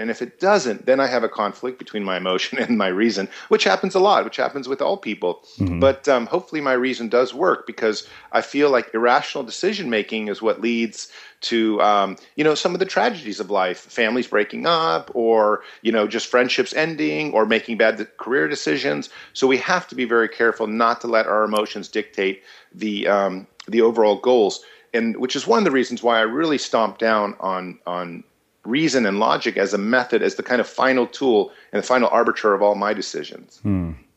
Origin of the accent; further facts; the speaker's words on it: United States; I was born in America